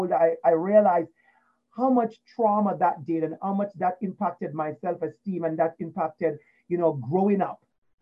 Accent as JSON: {"language": "English", "town": "Portmore", "region": "Saint Catherine", "country": "Jamaica", "tie": "born or raised there", "moved": "yes", "said": "I grew up in Portmore in Waterford."}